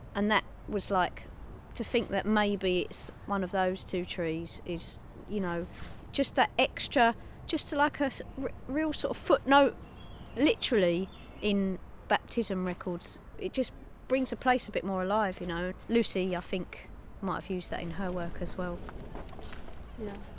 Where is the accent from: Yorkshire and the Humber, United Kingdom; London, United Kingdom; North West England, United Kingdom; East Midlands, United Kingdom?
London, United Kingdom; we're English and we're from London, and our families go back five generations in London